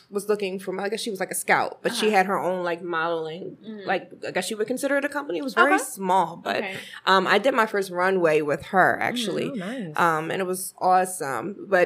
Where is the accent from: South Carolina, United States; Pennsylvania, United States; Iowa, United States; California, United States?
Pennsylvania, United States; Philadelphia; Grew up with everyone around 77th and Ogontz. So, Uptown is definitely my hood. I was born and raised in Philly.